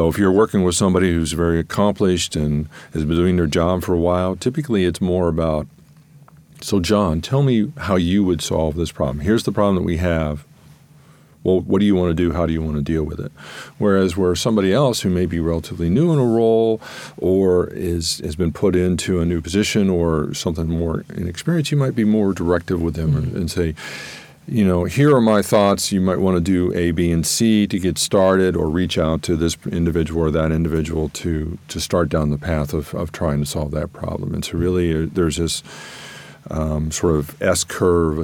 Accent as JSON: {"language": "English", "town": "Columbus", "region": "Ohio", "country": "United States", "tie": "born or raised there", "also_born_or_lived": "Northern Virginia", "moved": "as an adult", "said": "after working in Columbus, Ohio, and born and raised in Columbus."}